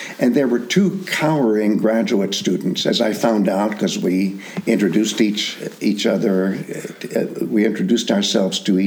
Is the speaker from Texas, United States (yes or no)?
no; Bloomington, Indiana, United States; I was growing up in Bloomington, Indiana